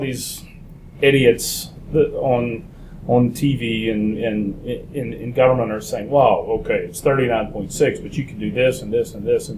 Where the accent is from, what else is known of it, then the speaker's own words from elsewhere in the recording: United States; I'm American